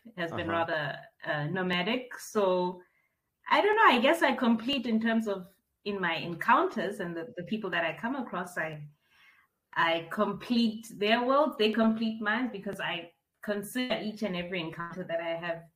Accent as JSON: {"language": "English", "town": "Bloemfontein", "region": "Free State", "country": "South Africa", "tie": "born or raised there", "also_born_or_lived": "Maseru, Lesotho / Grahamstown, Eastern Cape", "moved": "as an adult", "said": "born in Bloemfontein, lived my formative years all the way right through to high school in Bloemfontein"}